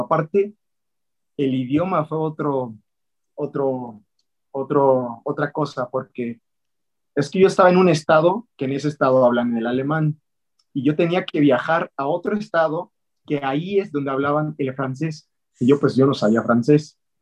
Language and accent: Spanish; Mexico City, Mexico; nací en la Ciudad de México, y pues ahí soy chilango